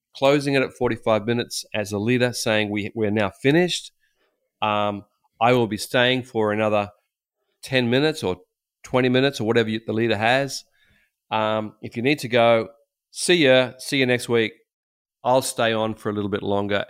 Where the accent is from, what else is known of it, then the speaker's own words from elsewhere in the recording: Australia; as an Australian with some, you know, obviously Christian background